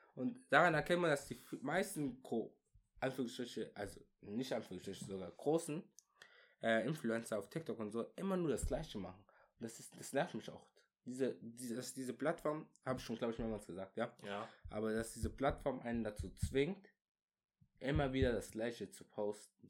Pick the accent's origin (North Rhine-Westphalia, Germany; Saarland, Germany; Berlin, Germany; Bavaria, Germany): Bavaria, Germany; Würzburg; wir kommen aus Würzburg.